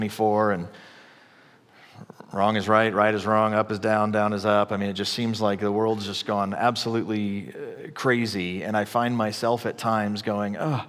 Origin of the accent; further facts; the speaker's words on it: the Bible Belt, the South, United States; I grew up in the Bible Belt in the, like, 80s